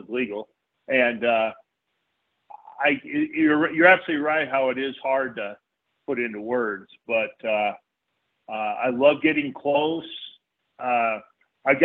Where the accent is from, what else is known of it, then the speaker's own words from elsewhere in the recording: Solon, Iowa, United States; moved away as an adult; I grew up in Iowa. Basically in Solon, Iowa